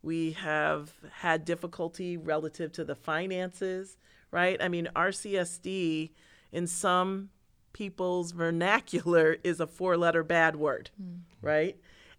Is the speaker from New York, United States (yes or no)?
yes; Pittsford, New York, United States; So I grew up in Pittsford, and which is a very affluent community, right? Rochester is not affluent.